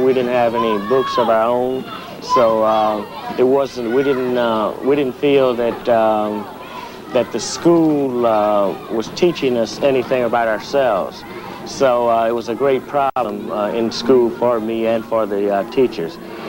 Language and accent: English; Oakland, California, United States; also born or lived in Monroe, Louisiana; I was born in Louisiana, in the South. in Monroe, Louisiana. And I came, well, my family came to Oakland when I was about 1 and a half. So I've been here about, 34 years. I'm 35 now.